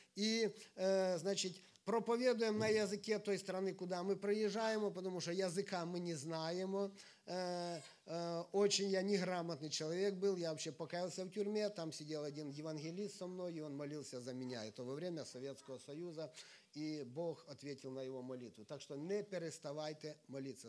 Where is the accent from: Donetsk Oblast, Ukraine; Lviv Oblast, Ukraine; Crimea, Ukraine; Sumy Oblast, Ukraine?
Sumy Oblast, Ukraine; я из Украины, живу э, в северной, в северной части Украины, это Сумская область